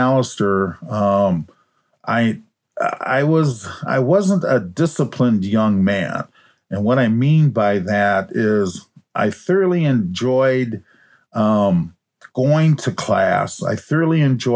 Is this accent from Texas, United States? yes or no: no; Minneapolis, Minnesota, United States; I was in junior high school over in North Minneapolis